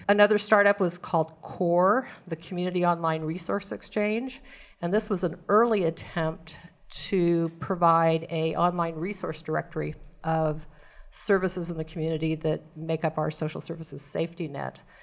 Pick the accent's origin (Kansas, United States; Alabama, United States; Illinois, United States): Kansas, United States; Hutchinson; also born or lived in Great Bend, Kansas / Manhattan, Kansas / Davis, California / Virginia; born and raised in Kansas, born in Great Bend, lived in Hutchinson